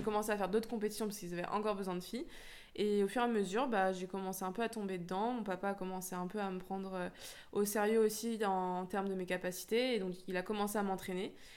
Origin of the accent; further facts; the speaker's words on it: Lyon, Auvergne-Rhône-Alpes, France; now in Créteil, France; je suis née à Lyon, donc je suis originaire de Rhône-Alpes